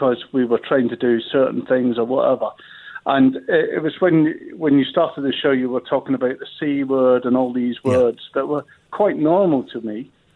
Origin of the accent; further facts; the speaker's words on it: Glasgow, Scotland, United Kingdom; moved away; also born or lived in Germany; I'm from Glasgow